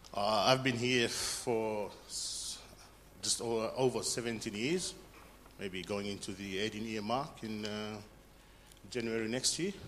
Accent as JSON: {"language": "English", "country": "Fiji", "moved": "yes", "said": "I'm from Fiji"}